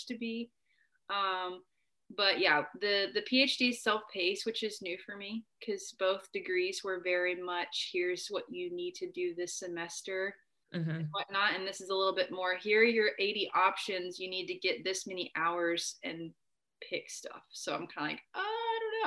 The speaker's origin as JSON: {"language": "English", "town": "Conway", "region": "Arkansas", "country": "United States", "tie": "born or raised there", "moved": "yes", "said": "I am from Arkansas. I was actually one of the few kids at Hendricks that was from where Hendricks is, in Conway"}